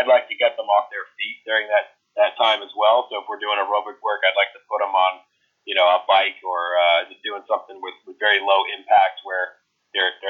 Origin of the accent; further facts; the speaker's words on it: United States; accent: American; my American accent